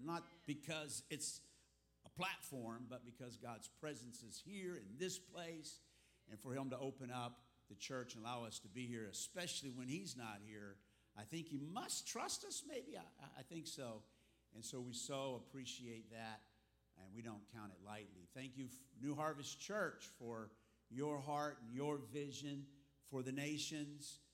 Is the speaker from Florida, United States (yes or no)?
yes; South Florida, United States; moved away as an adult; also born or lived in Texas; now in Africa; I was born in Texas, but raised here in the South Florida area since the fourth grade